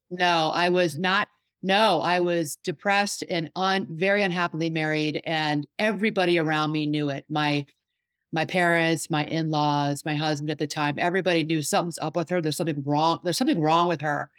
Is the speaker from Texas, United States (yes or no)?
no; Washington, District of Columbia, United States; I'm from the Washington, D C area